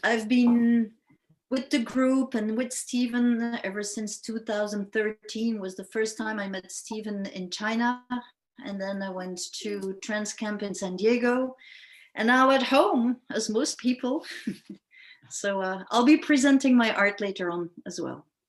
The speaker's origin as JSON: {"language": "English", "country": "Belgium", "said": "I'm from Belgium"}